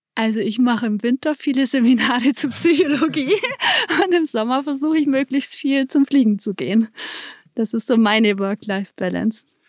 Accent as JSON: {"language": "German", "region": "Allgäu", "country": "Germany", "said": "bei uns im Allgäu"}